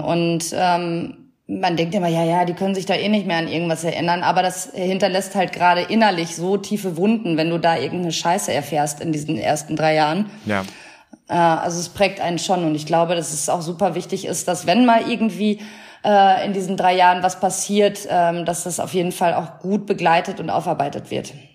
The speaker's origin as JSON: {"language": "German", "area": "near Münster", "region": "North Rhine-Westphalia", "country": "Germany", "tie": "born or raised there", "lives_now": "Cologne, Germany", "said": "Ich bin auch aus einer äh, kleinen Stadt in der Nähe von Münster und da ist halt auch noch, das ist super provinziell, da ist auch die Hälfte miteinander verwandt und so"}